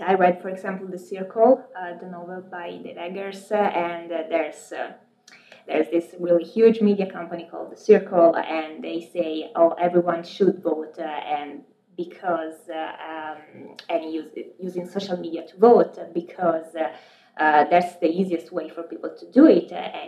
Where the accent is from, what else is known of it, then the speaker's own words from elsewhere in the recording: Pisa, Tuscany, Italy; moved away as an adult; also born or lived in Milan, Italy / Washington, D.C., United States; now in Boston, United States; I was born and raised in Pisa, Italy